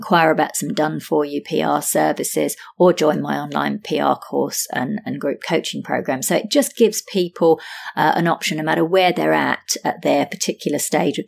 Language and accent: English; London, United Kingdom; accent: British; now in Sydney, Australia; I'm originally from London, UK, now based in Sydney, Australia.